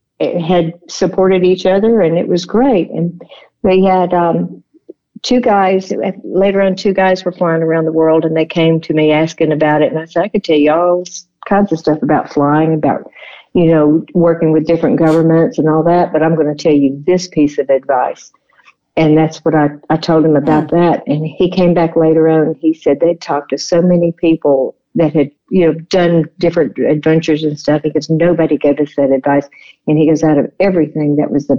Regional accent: Tennessee, United States; we're from Tennessee

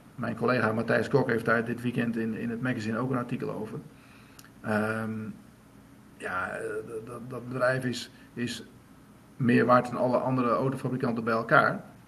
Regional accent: Drenthe, Netherlands; waar ik vandaan kom in Drenthe

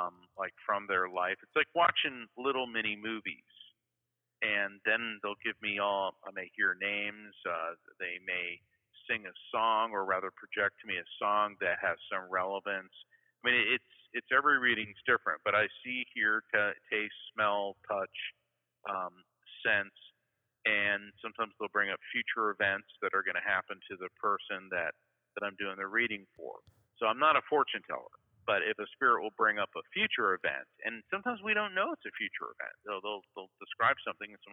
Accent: Florida, United States; I'm from Florida.

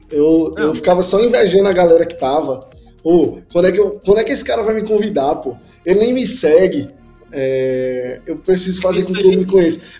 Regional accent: Caruaru, Pernambuco, Brazil; eu vim do interior de Pernambuco, uma cidadezinha chamada Caruaru. E aí, lá assim, é uma cidade pequena, mas tem uns 400 mil habitantes.

